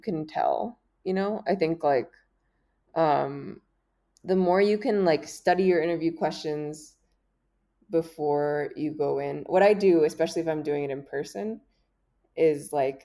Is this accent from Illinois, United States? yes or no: no; Miami, Florida, United States; I'm from Miami, Florida.